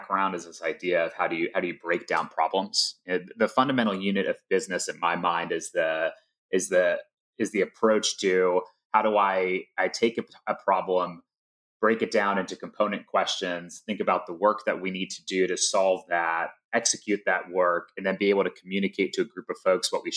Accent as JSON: {"language": "English", "town": "Atlanta", "region": "Georgia", "country": "United States", "tie": "born or raised there", "said": "Life growing up in Atlanta was great. Yeah, so John and I grew up in the suburbs right outside of Atlanta"}